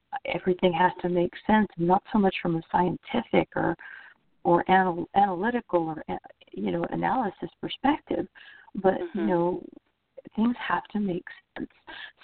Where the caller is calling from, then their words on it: Orlando, Florida, United States; I'm calling from Orlando, Florida.